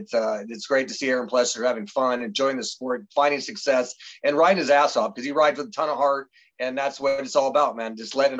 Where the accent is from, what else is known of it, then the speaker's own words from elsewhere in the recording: Omaha, Nebraska, United States; Obviously, we're both from Nebraska, Omaha.